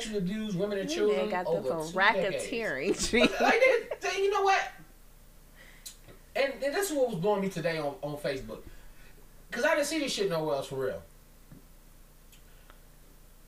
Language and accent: English; Chicago, Illinois, United States; I grew up in Chicago.